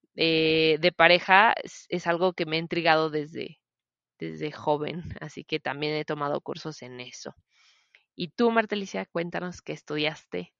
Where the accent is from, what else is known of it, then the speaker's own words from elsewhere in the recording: Celaya, Guanajuato, Mexico; Yo nací aquí en Celaya, soy originaria de Celaya, Guanajuato